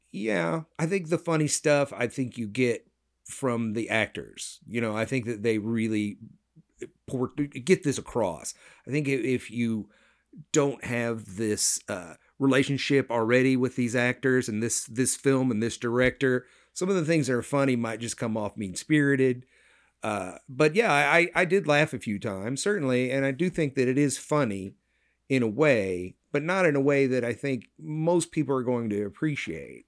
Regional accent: United States; being an American

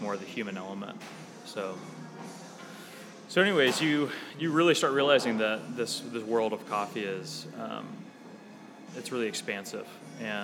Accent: Lincoln, Nebraska, United States; also born or lived in Omaha, Nebraska; I grew up in Lincoln, in Nebraska

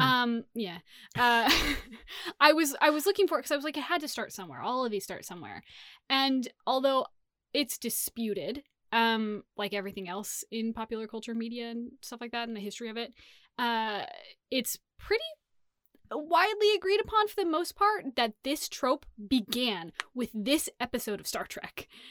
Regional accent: Sacramento, California, United States; growing up in Sacramento

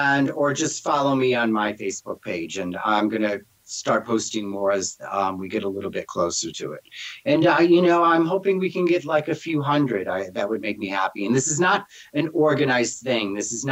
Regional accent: New York, United States; moved away as an adult; also born or lived in Brooklyn; now in North Carolina, United States; I grew up in New York, so, you know, I grew up with, like, half of Puerto Rico.

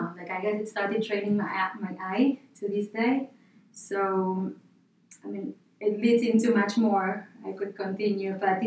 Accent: Buenos Aires, Argentina; born there; So I was born in Buenos Aires, Argentina.

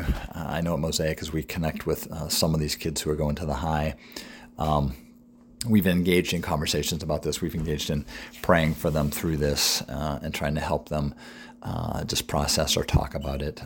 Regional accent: New England, United States; now in York, United States; I'm from New England

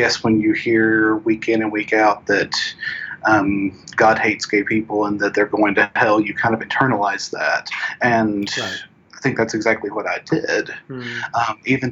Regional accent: Northeast Tennessee, United States; I grew up in a Southern Baptist church in Northeast Tennessee

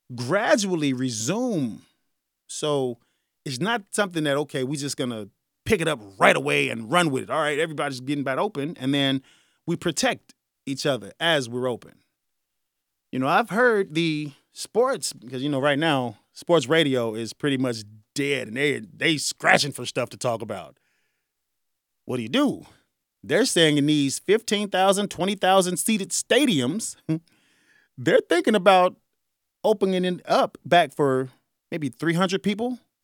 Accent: Chicago, Illinois, United States; I'm from Chicago

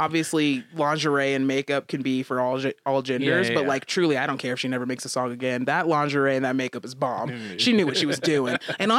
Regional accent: United States; I'm an American

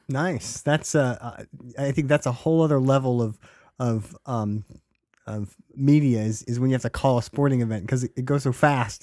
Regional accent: Stockton, California, United States; I've lived in Stockton, um, you know, most of my life.

